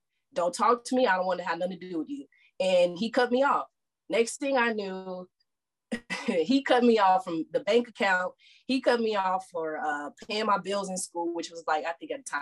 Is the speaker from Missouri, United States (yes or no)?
yes; St. Louis, Missouri, United States; moved away as an adult; now in Texas, United States; I grew up in St. Louis, Missouri, but I moved here to Texas to go to college.